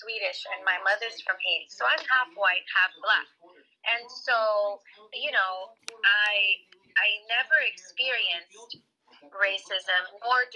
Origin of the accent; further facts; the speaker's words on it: Rome, Lazio, Italy; moved away; I was born in I grew up in Rome in Italy.